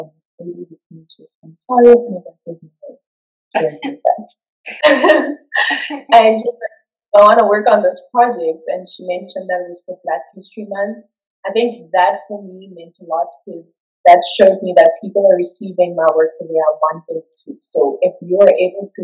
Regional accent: Johannesburg, Gauteng, South Africa; moved away as an adult; now in Cape Town, South Africa; South African. I'm just from Joburg, so I recently moved to Cape Town

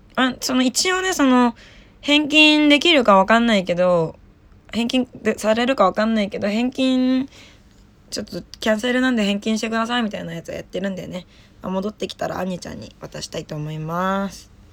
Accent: Saitama, Japan; now in Tokyo, Japan; 埼玉出身なんですけど

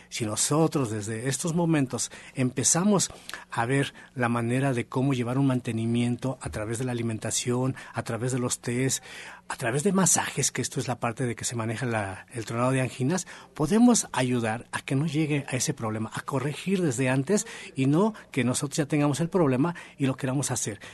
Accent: Mexico; Somos mexicanos

